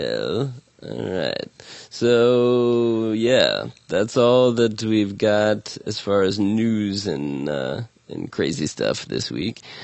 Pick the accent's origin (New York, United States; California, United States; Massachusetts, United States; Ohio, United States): Ohio, United States; Columbus; my hometown